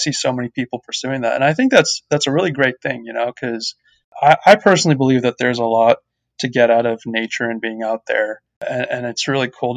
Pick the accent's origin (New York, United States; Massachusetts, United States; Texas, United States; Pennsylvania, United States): Massachusetts, United States; Boston; also born or lived in India / Cambridge, Massachusetts / Mumbai, India; I grew up in the Boston area. First, we were living in Cambridge, so more of a city environment. But then when I was in fourth grade, we moved out to the suburbs in central Massachusetts